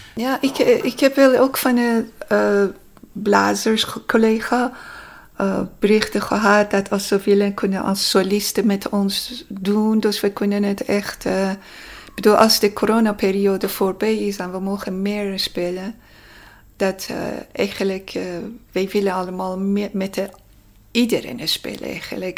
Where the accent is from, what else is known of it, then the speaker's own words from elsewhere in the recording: Tehran, Tehran Province, Iran; Dutch is a second language; now in Netherlands; ik kwam uit Teheran